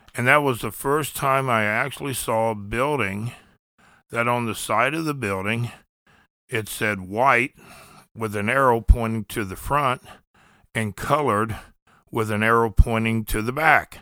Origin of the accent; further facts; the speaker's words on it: Columbus, Ohio, United States; moved away as an adult; also born or lived in the South; We grew up in the Linden area. It's, uh, it was a poor area of Columbus